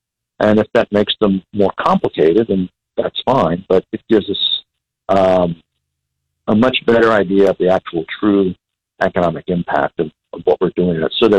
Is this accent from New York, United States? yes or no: no; Texas, United States; I'm actually from Texas, grew up in Texas. My dad was a pastor, so we moved around a lot.